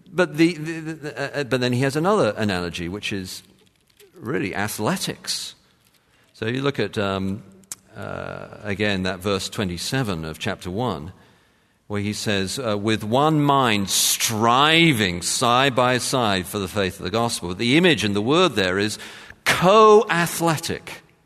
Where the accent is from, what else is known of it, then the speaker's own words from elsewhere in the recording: London, United Kingdom; I'm from London